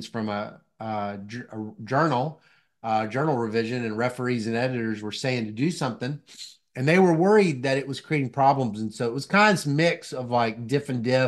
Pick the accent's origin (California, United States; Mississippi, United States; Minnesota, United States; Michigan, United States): Mississippi, United States; moved away; also born or lived in Tennessee; I grew up in Mississippi